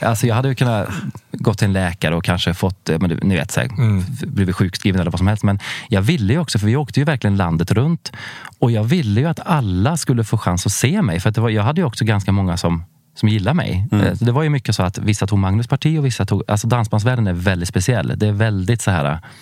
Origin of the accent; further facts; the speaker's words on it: Värmland, Sweden; moved away; jag är från Värmland från början. Eh, en liten eh, ort eh, vid norska gränsen.